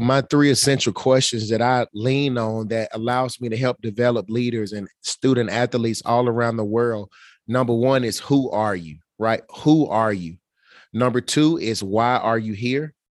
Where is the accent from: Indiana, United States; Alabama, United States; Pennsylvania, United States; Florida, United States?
Alabama, United States; Birmingham; I'm from Birmingham, Alabama.